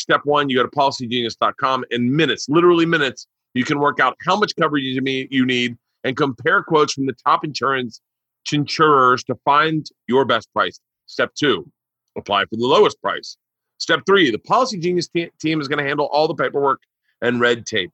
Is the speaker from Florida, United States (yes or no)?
yes; Florida, United States; moved away; I grew up in Florida